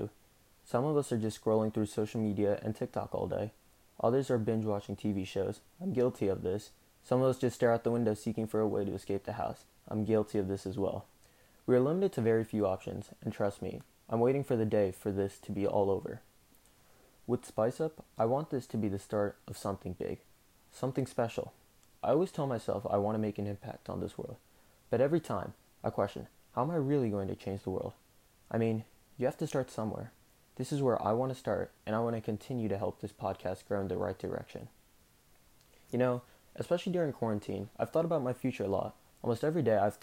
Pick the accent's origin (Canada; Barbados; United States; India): India; South India; I'm Indian. South Indian, to be precise.